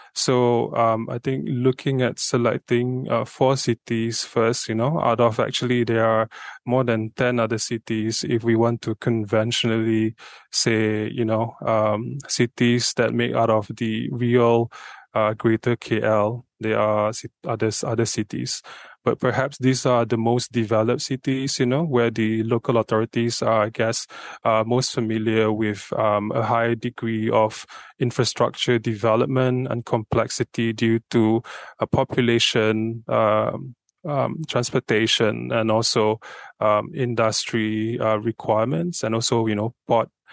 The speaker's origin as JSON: {"language": "English", "town": "Subang Jaya", "region": "Selangor", "country": "Malaysia", "tie": "born or raised there", "said": "I'm from Subha myself"}